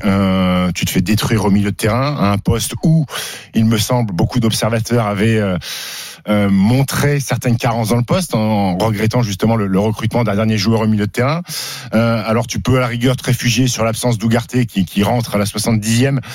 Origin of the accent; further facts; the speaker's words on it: Annecy, Auvergne-Rhône-Alpes, France; moved away; also born or lived in Caen; Moi, j'ai grandi à Annecy, donc je connais, je connais bien